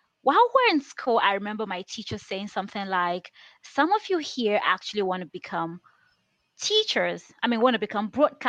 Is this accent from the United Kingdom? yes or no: no; Nigeria; English is a second language; I grew up in the village